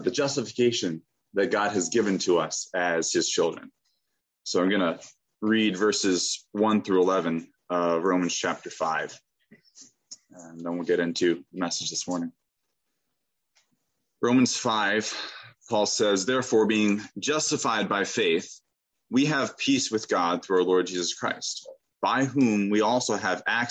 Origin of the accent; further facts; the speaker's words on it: Pennsylvania, United States; I'm from Pennsylvania.